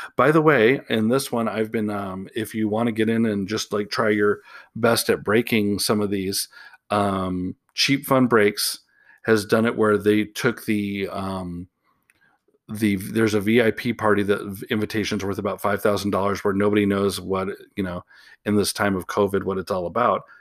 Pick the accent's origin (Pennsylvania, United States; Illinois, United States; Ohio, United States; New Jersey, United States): Illinois, United States; Chicago; now in Portland, United States; I am originally from Chicago, even though I live in Portland now